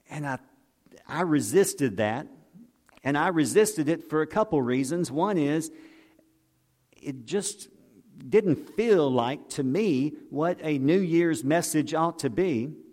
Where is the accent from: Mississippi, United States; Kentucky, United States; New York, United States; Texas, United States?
Mississippi, United States; Pascagoula; I grew up in Pascagoula